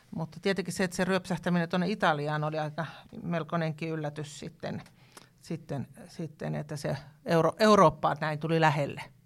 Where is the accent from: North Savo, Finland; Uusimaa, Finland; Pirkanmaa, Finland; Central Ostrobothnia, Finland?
Pirkanmaa, Finland; Tampere; now in Lapland, Finland; Minä olen Järvi-Suomen kasvatti tuota, Tampereelta ja, ja tota, nyt on tietenkin Lapissa elänyt jo yli 30 vuotta